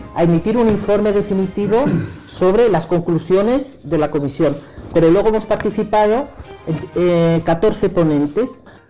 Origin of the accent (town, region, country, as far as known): Zamora, Castile and León, Spain